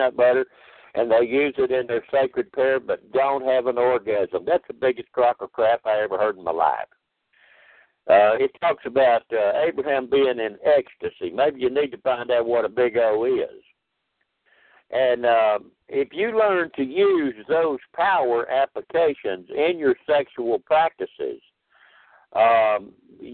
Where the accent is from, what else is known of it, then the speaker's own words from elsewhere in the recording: DeRidder, Louisiana, United States; my hometown in DeRidder